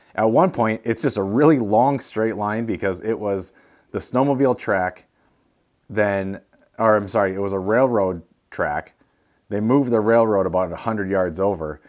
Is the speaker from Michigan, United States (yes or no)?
yes; Sault Ste. Marie, Michigan, United States; moved away; we're from Sault Ste. Marie, and the trails led right to where our old house was when we grew up.